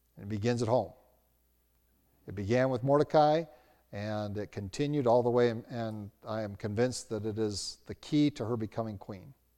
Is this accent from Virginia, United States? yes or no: yes; Roanoke, Virginia, United States; now in Albuquerque, United States; growing up in Roanoke, Virginia, as a teenager